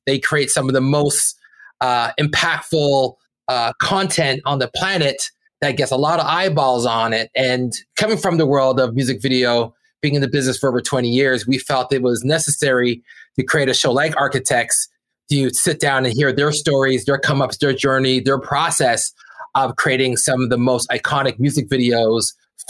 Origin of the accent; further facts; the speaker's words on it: Brampton, Ontario, Canada; And we're 2 kids from Brampton, Ontario, that went out to, you know, make art that broke out to the world.